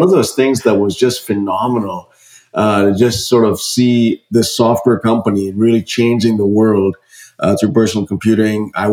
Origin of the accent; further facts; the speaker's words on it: India; now in United States; growing up in India, I'm an immigrant who came to this country